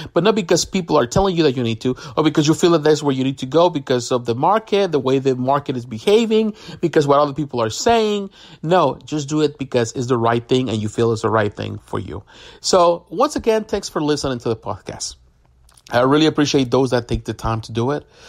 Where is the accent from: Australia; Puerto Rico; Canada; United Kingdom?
Puerto Rico; I'm from Puerto Rico